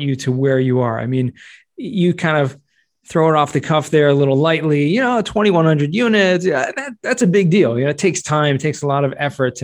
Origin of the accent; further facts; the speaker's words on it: California, United States; moved away; I'm from California